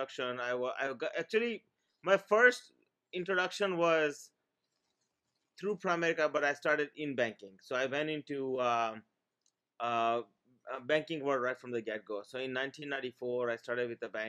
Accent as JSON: {"language": "English", "region": "Maryland", "country": "United States", "tie": "born or raised there", "also_born_or_lived": "India", "second_language": "English", "said": "I came here from India in 1989 with $20 and no English, grew up here in Maryland."}